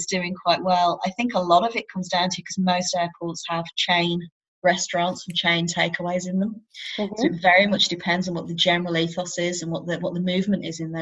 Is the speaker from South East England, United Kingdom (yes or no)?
no; Exeter, South West England, United Kingdom; I actually run a vegan meetup group in my hometown. I think it's Exeter and Southwest vegan meetup group